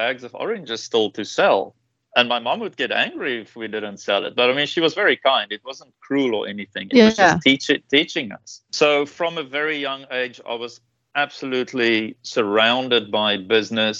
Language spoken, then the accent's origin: English; South Africa; moved away as an adult; now in Taiwan; I grew up in South Africa